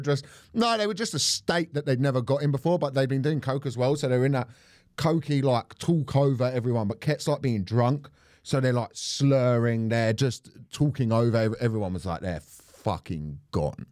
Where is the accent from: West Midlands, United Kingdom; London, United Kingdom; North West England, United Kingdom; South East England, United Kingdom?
London, United Kingdom; Croydon; I'm from South London